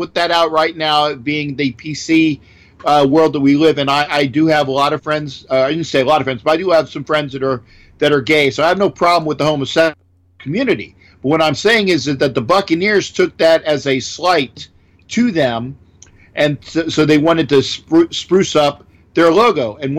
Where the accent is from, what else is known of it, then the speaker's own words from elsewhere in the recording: Orlando, Florida, United States; And actually being in Florida, growing up in Orlando, where most of the fans were Dolphin fans at the time.